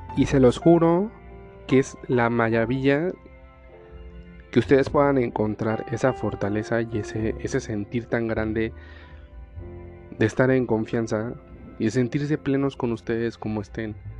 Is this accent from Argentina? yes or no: no; Puebla, Mexico; now in Delicias, Mexico; Soy de la ciudad de Puebla, en México.